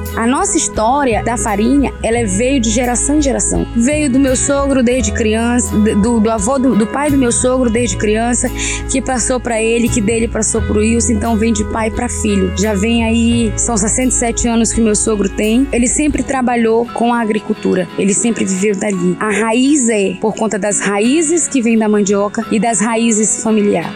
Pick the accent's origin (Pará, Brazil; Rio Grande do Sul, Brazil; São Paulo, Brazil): Pará, Brazil; Augusto Corrêa; also born or lived in Parauapebas; morei um tempo fora, saí de Augusto Corrêa, não fora do Pará